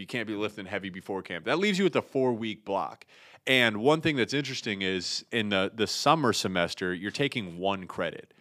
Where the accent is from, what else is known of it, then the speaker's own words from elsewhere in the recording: Pickerington, Ohio, United States; moved away as an adult; also born or lived in Columbus, Ohio / Michigan; I grew up in Columbus, Ohio. I grew up in a small town called Pickerington, fifteen minutes from Ohio State's campus.